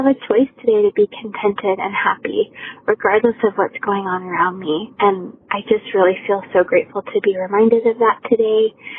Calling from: Arizona, United States; I'm calling from Arizona.

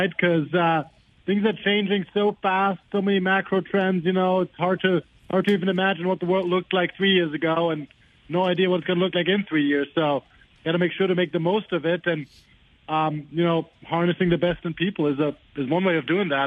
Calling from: Los Angeles, California, United States; you were talking about LA, California, and that's exactly where I am right now

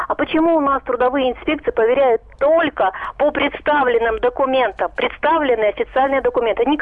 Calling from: Rostov-on-Don, Rostov Oblast, Russia; Здравствуйте, Ростов.

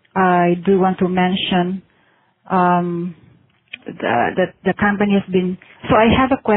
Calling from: Manila, Metro Manila, Philippines; I'm calling from Manila, Philippines.

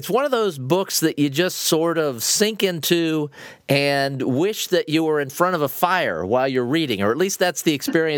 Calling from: Naples, Florida, United States; I'm calling you from Naples, Florida.

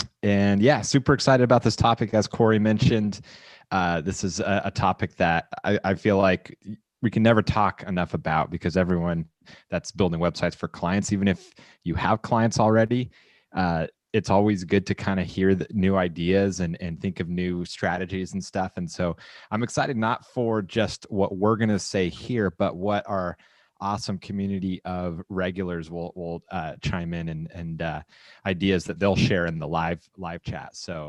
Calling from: San Clemente, California, United States; Everybody. … I'm broadcasting from San Clemente, California, where it actually hailed yesterday.

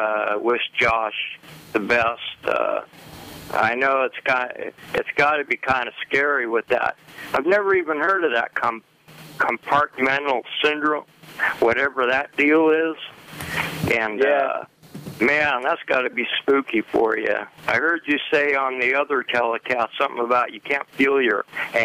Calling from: Sacramento, California, United States

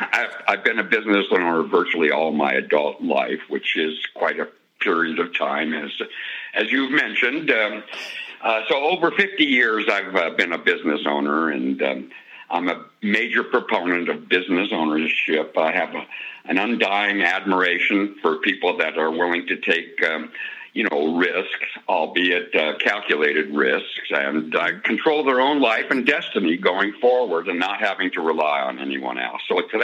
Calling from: Denver, Colorado, United States; I'm calling you from the great state of Colorado in the Denver metropolitan area.

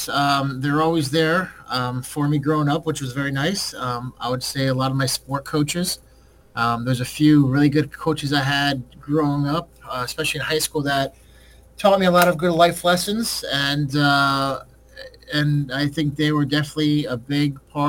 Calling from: Milford, Connecticut, United States; Yeah, I'm calling from Milford, Connecticut, which is right outside New Haven, where Yale University is.

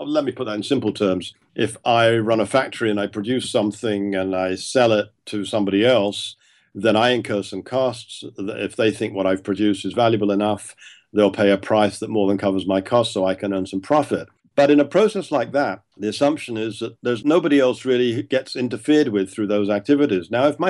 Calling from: Toronto, Ontario, Canada; that I'm talking now from Toronto in my office, I'm looking across the road to a neighbor's house.

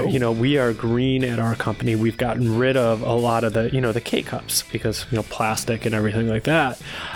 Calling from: Dallas, Texas, United States; calling from Dallas, Texas.

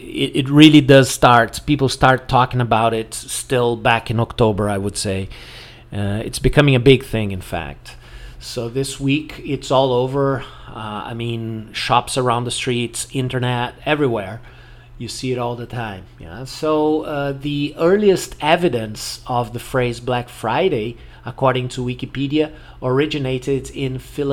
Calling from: Porto Alegre, Rio Grande do Sul, Brazil

